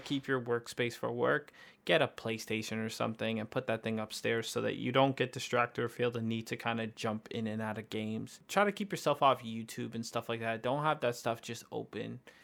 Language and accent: English; Canada; we're from Canada